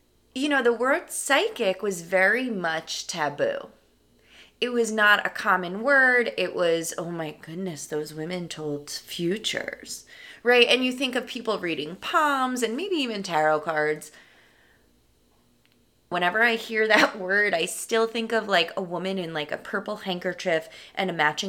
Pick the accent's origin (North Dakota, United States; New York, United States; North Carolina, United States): New York, United States; I am from New York, born and raised, right outside New York City.